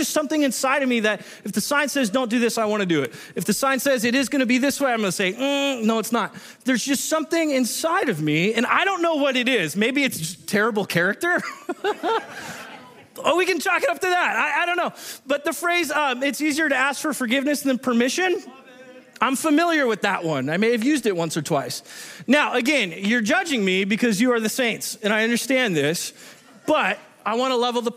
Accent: Southern California, United States; now in Washington, United States; I grew up in Southern California and we're known for our wonderful driving skills

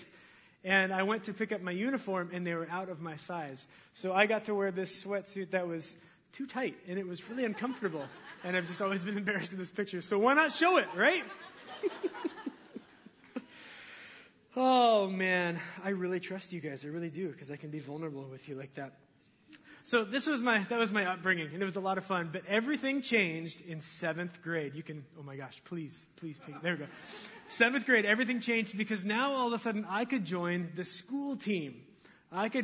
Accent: Linden, United States; I grew up here in Linden

